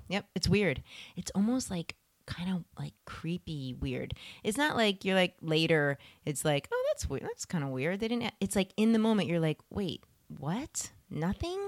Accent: Philadelphia, Pennsylvania, United States; moved away; I was born in Pennsylvania

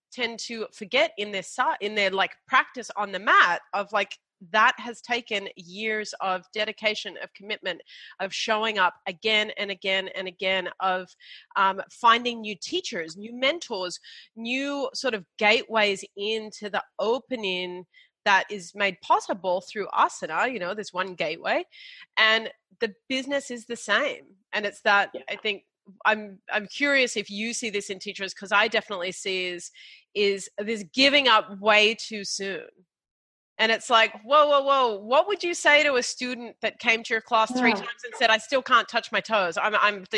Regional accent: Australia; We're Australian

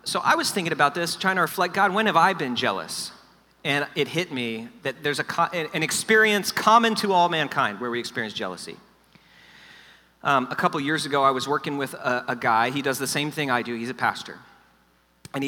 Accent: South Florida, United States; I grew up in South Florida, which is like LA of the East

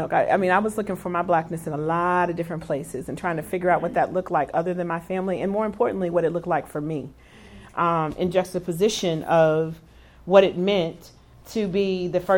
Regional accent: Kansas City, Missouri, United States; I grew up here in Kansas City. I grew up in Raytown and Lee Summit

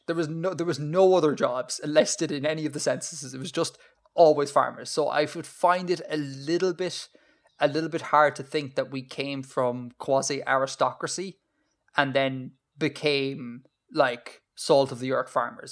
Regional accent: Ireland; born or raised there

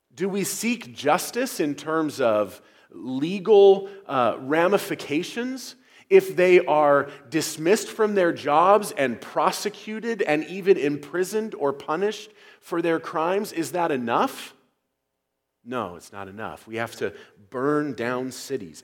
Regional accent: United States; as Americans

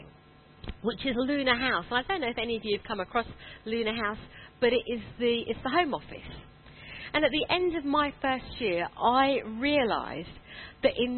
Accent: London, United Kingdom; moved away as an adult; also born or lived in India; now in Croydon, United Kingdom; I grew up born in India, but did all my growing up in Wimbledon.

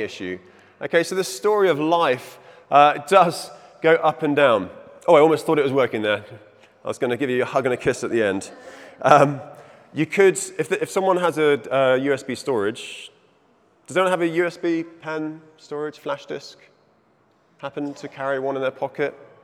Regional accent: Zimbabwe; moved away; also born or lived in England; I was born in Zimbabwe. It's in my blood. My father was born in Zimbabwe

